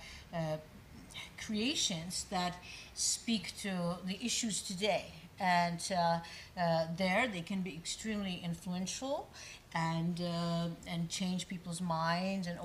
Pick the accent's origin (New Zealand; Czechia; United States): Czechia; Prague; moved away; I am Czech by birth. I was born in Prague